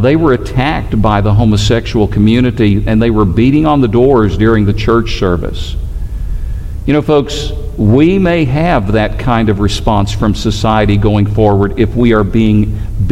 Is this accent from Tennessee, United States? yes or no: yes; Tennessee, United States; now in Alabama, United States; I grew up in Tennessee